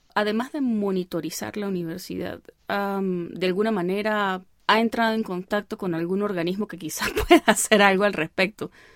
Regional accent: El Vigía, Mérida, Venezuela; moved away as an adult; yo soy del Vigía

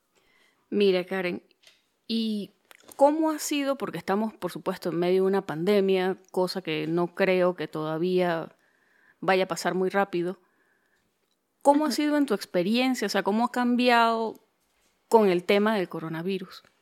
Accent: Venezuelan Andes, Venezuela; accent: gocho; moved away; soy de Venezuela

